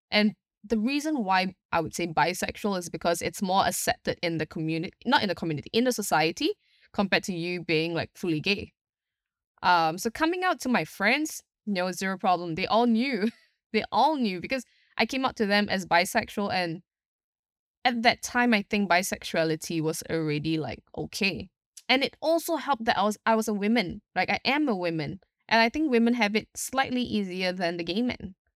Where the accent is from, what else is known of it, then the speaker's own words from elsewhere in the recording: Singapore; I'm from Singapore itself